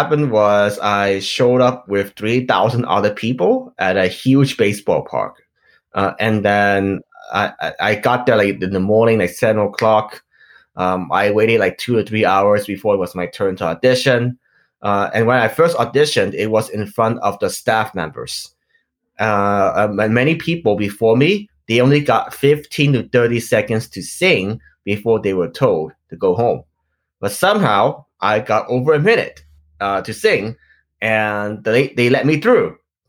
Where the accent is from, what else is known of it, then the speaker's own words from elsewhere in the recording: Los Angeles, California, United States; also born or lived in Hong Kong; I grew up in Los Angeles, California. I'm originally born from Hong Kong, so I've been here in the United States for 10 years.